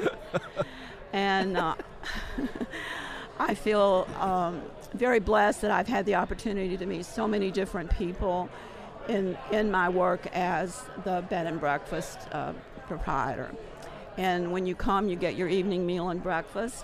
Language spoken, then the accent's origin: English; Rugby, Tennessee, United States; I'm from Rugby, Tennessee. I was born and raised there.